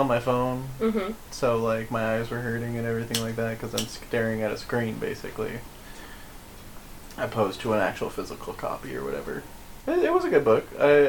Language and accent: English; Colorado, United States; moved away; I'm originally from Colorado.